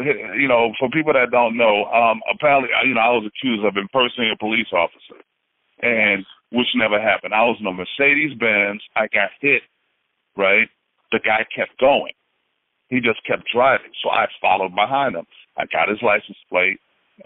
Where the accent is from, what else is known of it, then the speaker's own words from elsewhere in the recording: Haiti; moved away; I'm from Haiti. you know, I mean, I am African descent, but I was actually born in Haiti